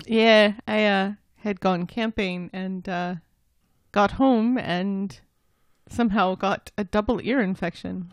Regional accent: United States; I'm an American

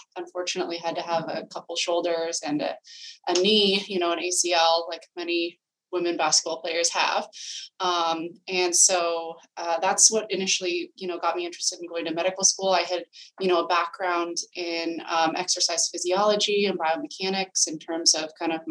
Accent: California, United States; moved away as an adult; now in Boston, United States; I'm originally from California, both my husband

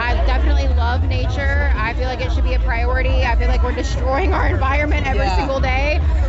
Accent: Mississippi, United States; I'm actually from Mississippi.

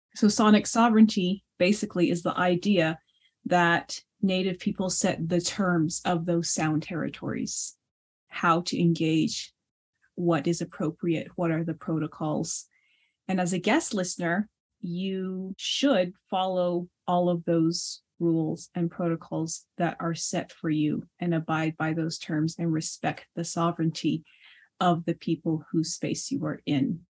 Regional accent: United States; first language Navajo; English is a second language; my native tongue in Navajo

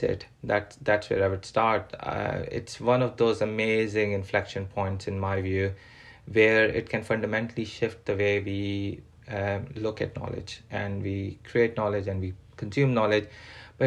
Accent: Pakistan; now in England, United Kingdom; I'm a Pakistani born British person living in England

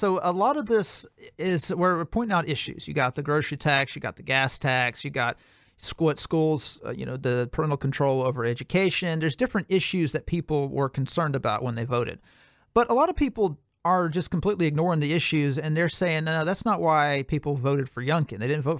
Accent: Virginia, United States; I'm going to pepper this essay with my story about growing up in Virginia. It almost killed me. Before my parents brought me to Virginia, I was a bright, vivacious, funny, optimistic kid.

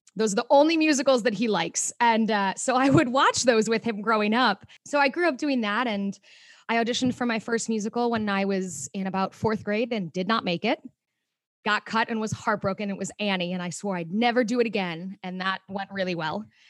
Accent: Mokena, Illinois, United States; born or raised there; moved away as an adult; also born or lived in Chicago, Illinois; now in New York City, United States

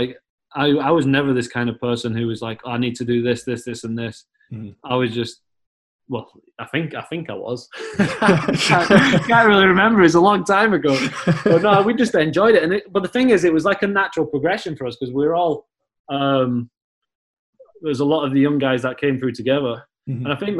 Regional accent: England, United Kingdom; moved away; when I came up from England and you went to Hutchie, it was like, when in England, I'm born in November

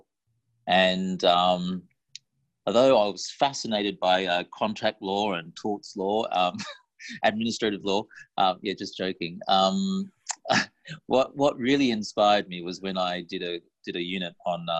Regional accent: Perth, Western Australia, Australia; moved away as an adult; now in Hong Kong; I grew up in Perth, born in Perth

